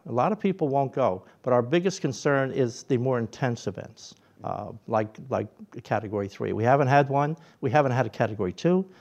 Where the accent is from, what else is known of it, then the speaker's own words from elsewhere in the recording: Philadelphia, Pennsylvania, United States; moved away as an adult; also born or lived in Atlantic City; now in Absecon, United States; I grew up in Philadelphia